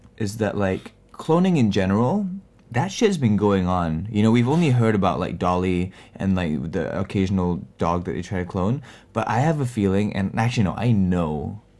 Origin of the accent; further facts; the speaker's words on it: Singapore; I've been living in Singapore all my life, so I do have, like, random slips, so you'll hear those things every once in a while.